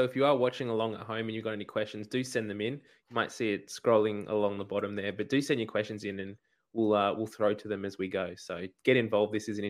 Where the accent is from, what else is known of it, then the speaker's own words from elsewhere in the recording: Australia; Oh, I mean, sitting here as an Australian fan and as a Wallaroos fan, first, I kind of have that hat on of optimism that they can do it this weekend.